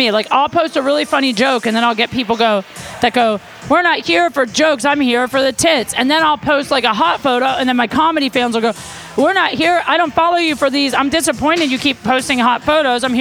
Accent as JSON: {"language": "English", "area": "the Valley", "region": "California", "country": "United States", "said": "I'm actually from the Valley."}